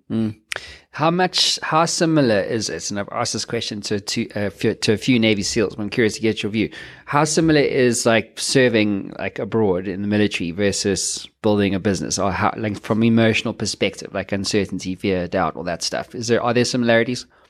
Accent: South Africa; I'm South African

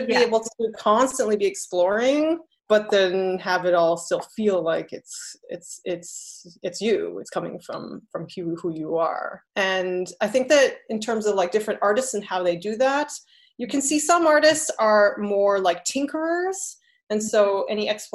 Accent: United States; also born or lived in Taiwan; I'm half Taiwanese, so, and I'm American. And I did live in Taiwan a little bit as a child

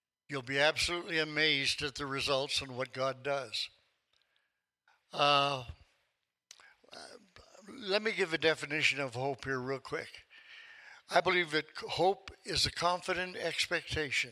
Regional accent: Tulsa, Oklahoma, United States; I come from Tulsa

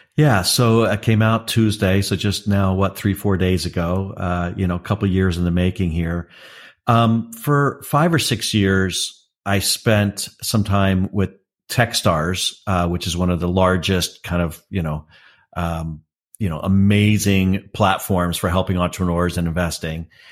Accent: Raleigh-Durham, North Carolina, United States; my hometown of Raleigh-Durham

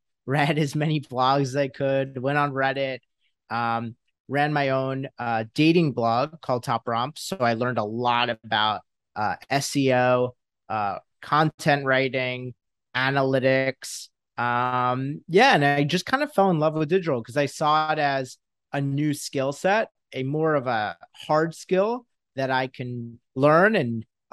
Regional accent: Westchester, New York, United States; I grew up in Westchester, New York. So right outside of New York City

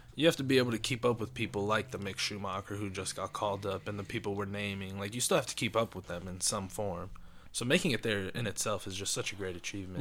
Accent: United States; as an Indian, American born Indian man

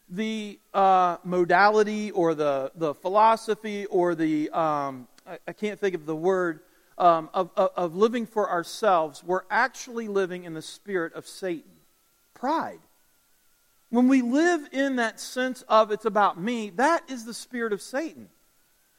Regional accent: West Virginia, United States; Where I grew up in West Virginia, it was predominantly Italian.

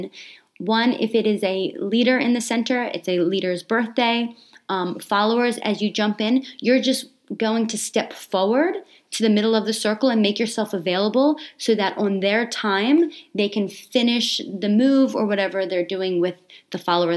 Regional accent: Australia; growing up in Australia, like there wasn't a lot of technology at the time.

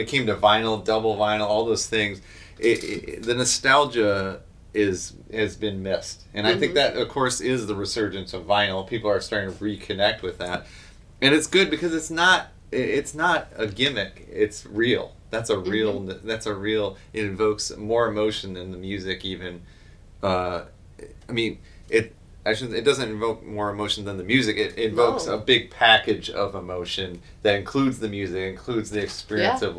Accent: just south of Chicago, Illinois, United States; Just south of Chicago

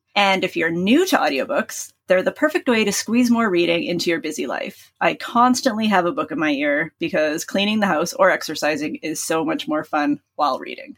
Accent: Canada; as a Canadian

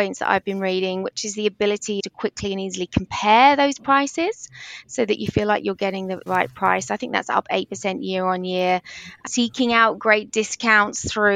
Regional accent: England, United Kingdom; accent: English; now in Australia; You might be able to hear from my English accent

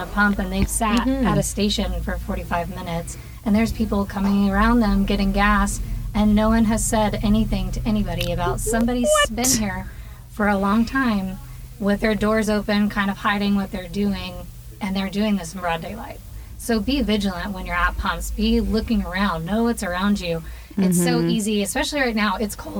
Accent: Tyler, Texas, United States; also born or lived in Miami; I grew up in Tyler, so I've been here most of my life, and then I lived in Miami for 5 years, so very, very opposite end of the spectrum there.

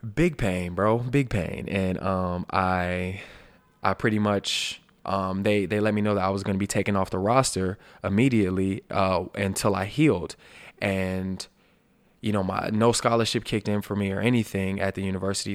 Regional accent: Alabama, United States; my hometown place of birth, Sweet Home, Alabama

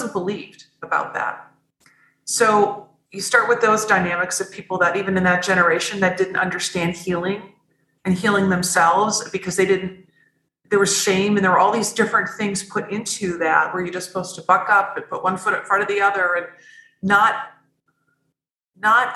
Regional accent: Midwest, United States; I grew up in the Midwest of the United States on Lake Michigan

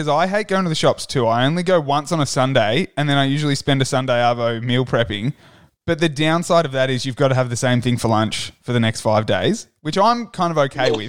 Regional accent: Melbourne, Victoria, Australia; now in Newcastle, Australia; I'm from Melbourne originally, but I've moved to Newcastle.

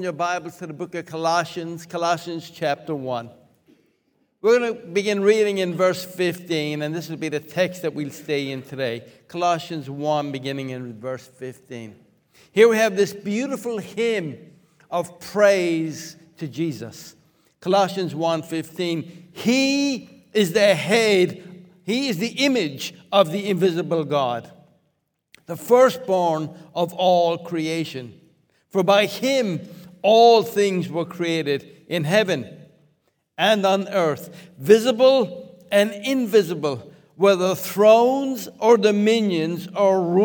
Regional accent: Limerick, Munster, Ireland; moved away; Many years ago, I was growing up in Limerick, Ireland.

